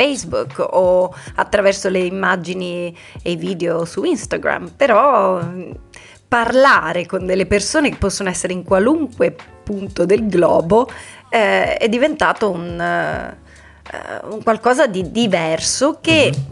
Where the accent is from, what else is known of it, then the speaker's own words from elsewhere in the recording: Italy; moved away as an adult; sono una, mm, come dicevi bene te, dei tanti italiani